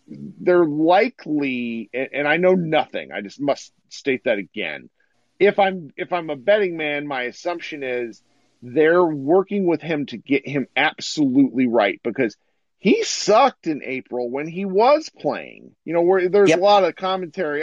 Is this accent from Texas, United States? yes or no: no; Missouri, United States; I was born in Missouri